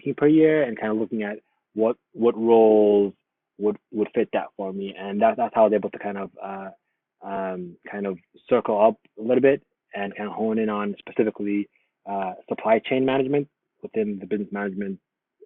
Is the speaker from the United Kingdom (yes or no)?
no; United States; Growing up in America